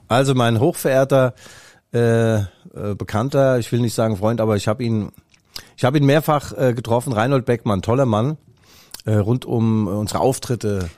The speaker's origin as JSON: {"language": "German", "town": "Raunheim", "region": "Hesse", "country": "Germany", "tie": "born or raised there", "accent": "Hessian", "moved": "yes", "lives_now": "Leipzig, Germany", "said": "bin ja nicht in Mainz geboren, sondern in Rauenheim. Das ist äh, beim Flughafen äh, Frankfurt"}